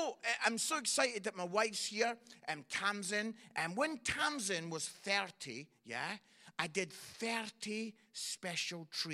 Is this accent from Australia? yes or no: no; Scotland, United Kingdom; I'm Scottish